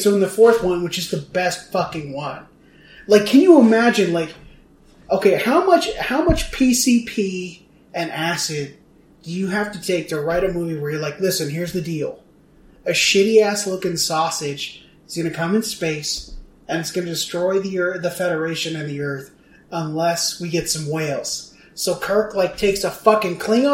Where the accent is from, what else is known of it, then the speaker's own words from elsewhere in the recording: Oregon, United States; I'm from Oregon